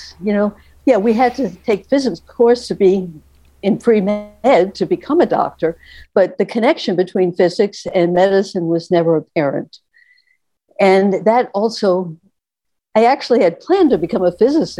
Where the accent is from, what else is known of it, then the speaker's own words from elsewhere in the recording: New York City, New York, United States; moved away; also born or lived in Oregon; I grew up on Staten Island, just a ferry ride from where Dr. Ribisi was